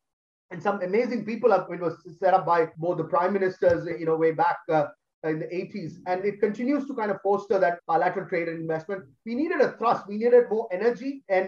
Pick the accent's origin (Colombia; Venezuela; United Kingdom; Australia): Australia; I'm an Australian, but Indian at heart.